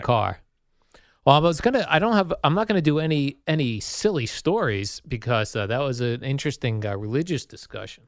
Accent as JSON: {"language": "English", "town": "Hollywood", "region": "Florida", "country": "United States", "said": "I'm from Hollywood."}